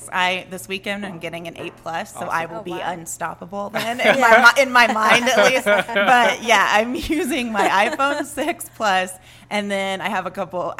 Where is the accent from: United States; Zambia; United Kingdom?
United States; Arlington, Texas; also born or lived in San Antonio, Texas; now in El Paso, United States; So I'm from Arlington, okay. Which is up by Dallas. We moved from San Antonio, though.